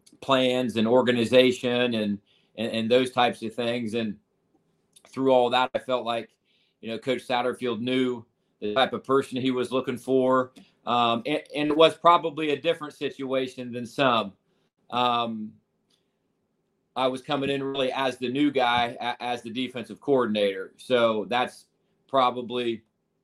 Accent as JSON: {"language": "English", "region": "Ohio", "country": "United States", "also_born_or_lived": "Iowa", "moved": "yes", "lives_now": "Cincinnati, United States", "said": "I'm from Ohio originally."}